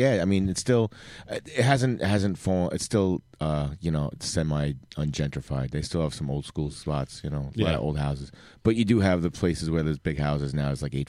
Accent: New York City, New York, United States; I am from College Point, born and bred, and still honest, living there.

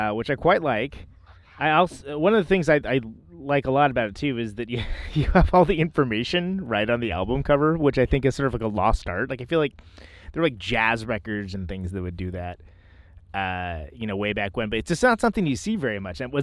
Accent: Bay Area, California, United States; now in Milwaukee, United States; even though I live in Milwaukee now, but I'm from the Bay Area, like I'm from California.

